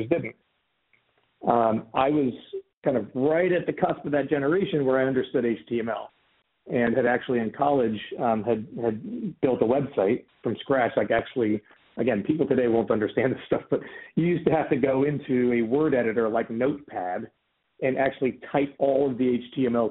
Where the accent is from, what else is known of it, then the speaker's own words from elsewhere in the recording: Des Moines, Iowa, United States; moved away as an adult; also born or lived in St. Louis, Missouri / California; I grew up in Des Moines, Iowa.